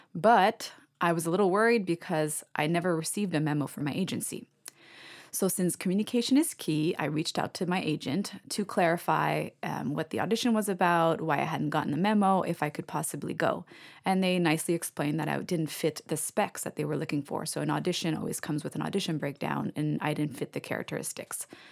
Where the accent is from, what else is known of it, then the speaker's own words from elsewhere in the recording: Canada; I'm Canadian.